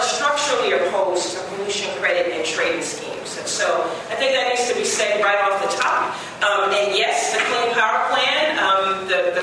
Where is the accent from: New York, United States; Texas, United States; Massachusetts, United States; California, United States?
New York, United States; I am originally from New York, from Congressman Charles Rangel's district.